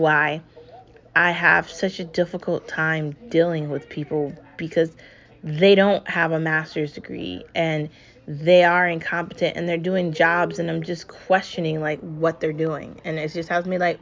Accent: United States; I'm American

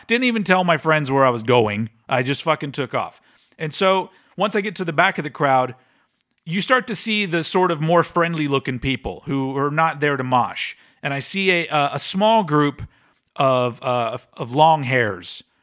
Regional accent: Austin, Texas, United States; my hometown of Austin, Texas

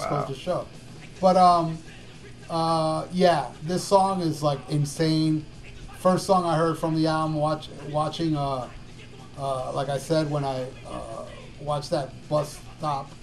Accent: Hialeah, Florida, United States; He's a fellow Cuban. And he's from my hometown, Hialeah, Florida

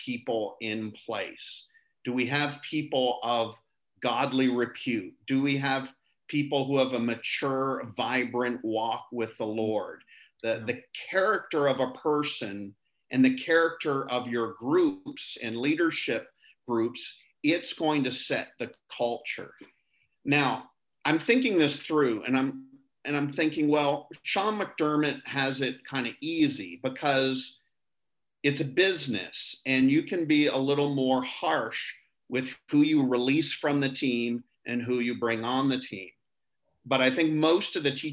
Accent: Canada; I'm from Canada

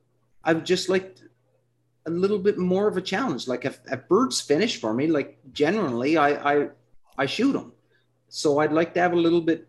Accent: Canada; I'm Canadian

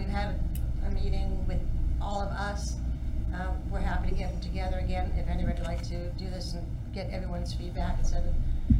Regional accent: Cincinnati, Ohio, United States; I lived there, no, I'm not from Reading or here, Cincinnati. I lived there when Ulster was in there.

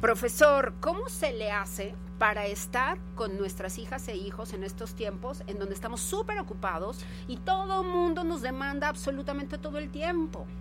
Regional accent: Guadalajara, Jalisco, Mexico; moved away; allá en mi ciudad natal, gracias a Radio Universidad de Guadalajara

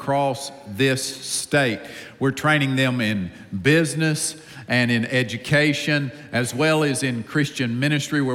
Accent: Upstate South Carolina, United States; accent: deep accent; I grew up in a home with a mom and a dad in the upstate of South Carolina. I'm from the South

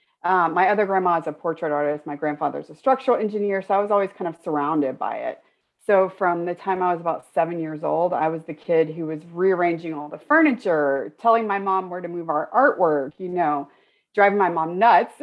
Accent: Florida, United States; moved away; going from where I grew up in Florida and where I was in school in Florida to London

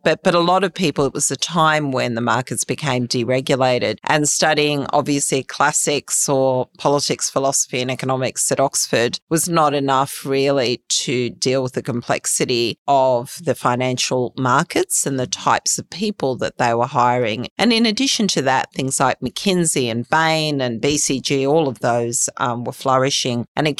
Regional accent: Australia; Yeah, I love Australia. I'm Australian.

